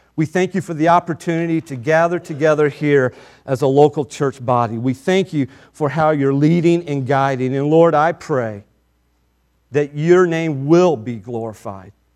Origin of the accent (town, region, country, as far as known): United States